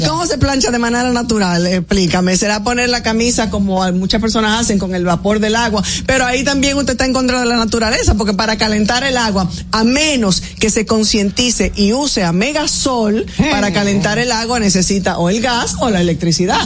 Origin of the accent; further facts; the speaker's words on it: San Pedro de Macorís, Dominican Republic; Yo soy hija querida de San Pedro de Macorís